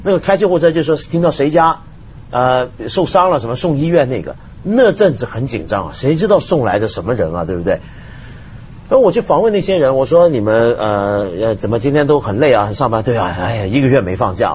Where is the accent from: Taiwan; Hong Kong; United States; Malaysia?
Hong Kong; 当然我是香港人了